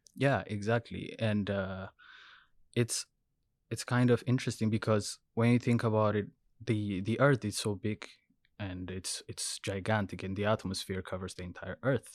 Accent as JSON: {"language": "English", "country": "Ethiopia", "tie": "born or raised there", "moved": "as an adult", "lives_now": "Vancouver, Canada", "said": "I'm originally from Ethiopia. So I did my undergrad in civil engineering, uh, when I was, when I was in Ethiopia."}